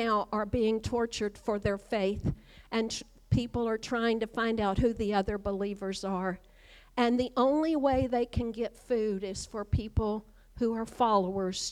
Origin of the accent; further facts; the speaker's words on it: Kentucky, United States; moved away; growing up in Kentucky, just a few miles from right here